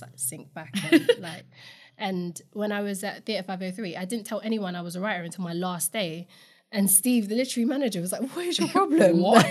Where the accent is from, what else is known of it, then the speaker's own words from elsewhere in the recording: London, United Kingdom; I grew up in Camden